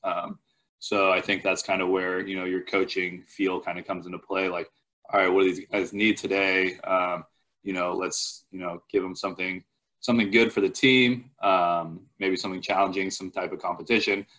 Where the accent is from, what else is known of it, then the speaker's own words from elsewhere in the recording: Palo Alto, California, United States; I'm originally from Palo Alto, California